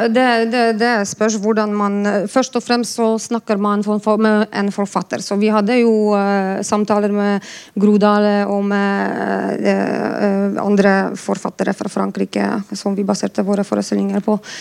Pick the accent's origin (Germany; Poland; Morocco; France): Poland; now in Bergen, Norway; Jeg er polsk